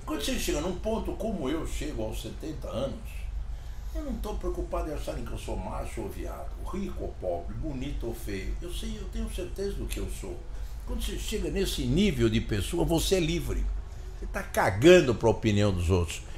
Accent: Brazil; eu, como brasileiro

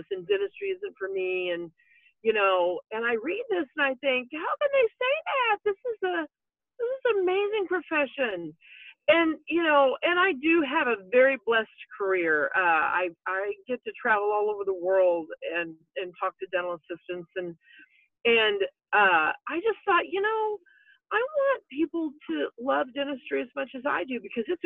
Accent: Roxana, Illinois, United States; from Roxanna, Illinois

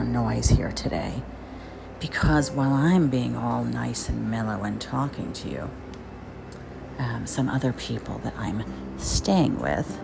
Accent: Jersey Shore, New Jersey, United States; now in New York, United States; I grew up on the Jersey Shore

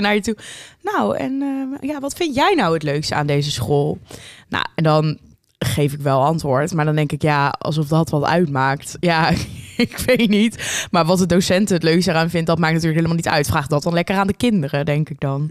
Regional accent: Amersfoort, Utrecht, Netherlands; wij komen uit Amersfoort

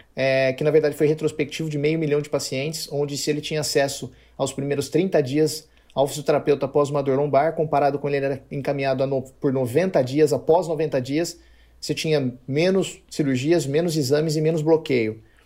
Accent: Campinas, São Paulo, Brazil; sou de Campinas

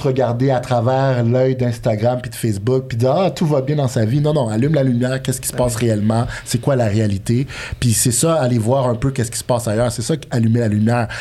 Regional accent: Montreal, Quebec, Canada; also born or lived in Bordeaux, France; en grandissant à Montréal, euh, j'étais allé habiter en France par la suite, en début de vingtaine, pour jouer à handball

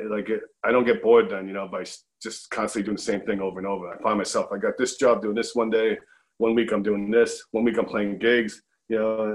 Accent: New York City, New York, United States; I was born, raised, in New York, so I feel like I'm a New Yorker

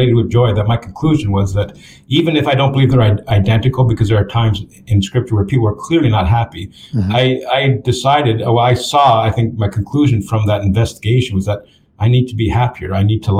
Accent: Canada; moved away as an adult; now in Texas, United States; I'm from Canada

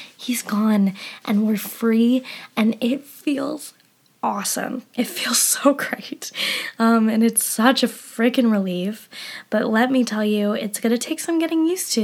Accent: Colorado, United States; moved away as an adult; now in England, United Kingdom; I'm from Colorado

